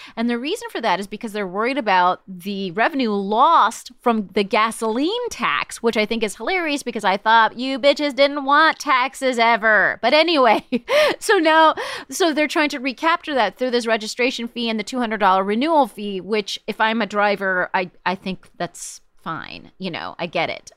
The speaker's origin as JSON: {"language": "English", "town": "Palm Springs", "region": "California", "country": "United States", "tie": "born or raised there", "said": "I grew up in Palm Springs"}